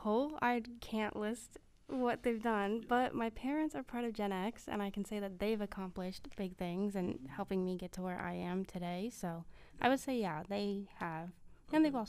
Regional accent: Philadelphia, Pennsylvania, United States; I'm from Philadelphia

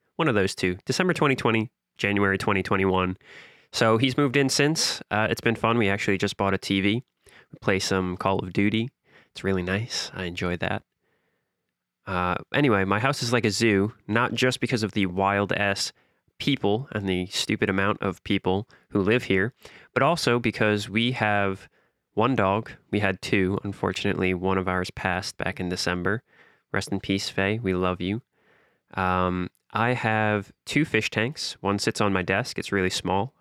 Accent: New York City, New York, United States; I'm from the softest possible part of Queens, fresh meadows, fresh ghettos

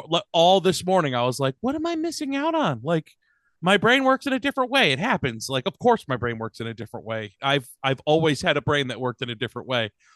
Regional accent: Connecticut, United States; growing up in Connecticut

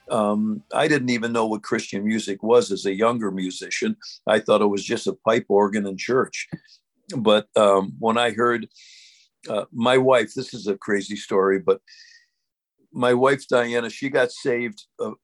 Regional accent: Syracuse, New York, United States; I'm from Syracuse.

